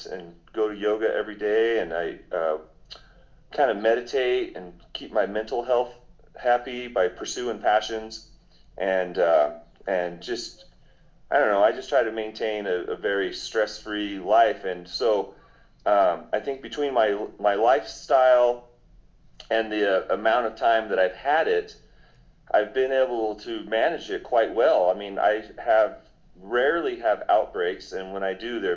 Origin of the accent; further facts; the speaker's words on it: Denver, Colorado, United States; now in Pueblo, United States; I grew up in Denver, Colorado.